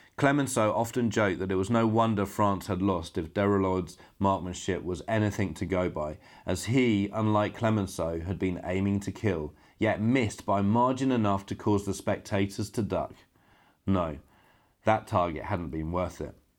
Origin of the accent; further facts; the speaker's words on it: United Kingdom; now in Poland; a British filmmaker now living and working in Poland